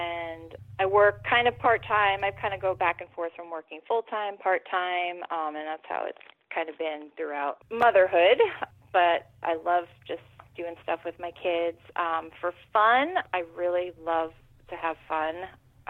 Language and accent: English; New Jersey, United States; also born or lived in New York City; I am from New Jersey. I live in New Jersey. I grew up here